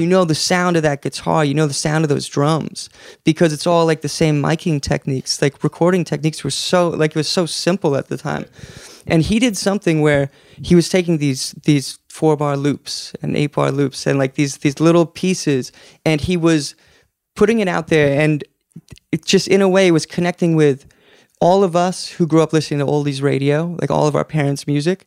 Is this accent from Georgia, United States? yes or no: no; Alaska, United States; now in Portland, United States; We grew up in Alaska, two hours to get groceries